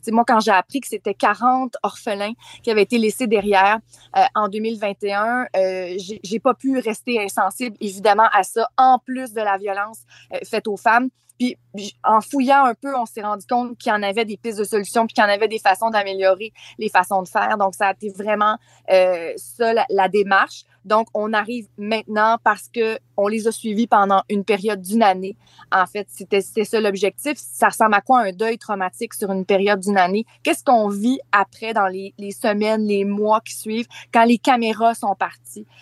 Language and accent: French; Charlevoix, Quebec, Canada; moved away; ma région natale